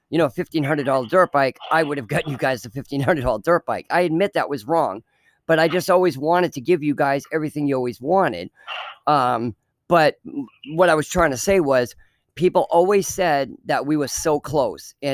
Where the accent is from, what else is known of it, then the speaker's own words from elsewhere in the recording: Fremont, United States; in the town we grew up in Fremont, it was a very rich town. Well, I don't say rich, rich town, but I mean, we were probably the poorest people that lived in that town.